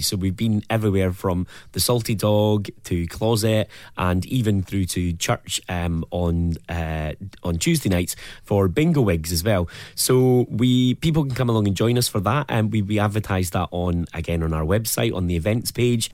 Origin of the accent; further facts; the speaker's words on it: Dundee, Scotland, United Kingdom; I'm from Dundee, and I think growing up, I never thought we would have a Pride in Dundee